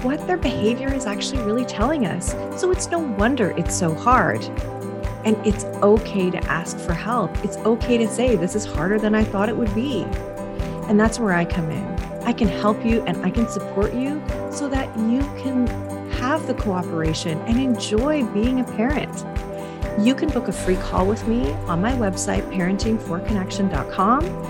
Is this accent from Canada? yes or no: yes; Canada; I am Canadian